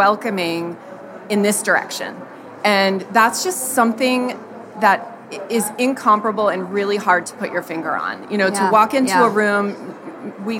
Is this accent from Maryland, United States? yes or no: yes; Annapolis, Maryland, United States; I'm from Annapolis, Maryland.